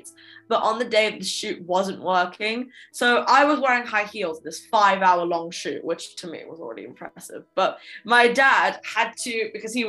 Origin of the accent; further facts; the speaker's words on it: London, United Kingdom; growing up in London, obviously I started my music career at quite a young age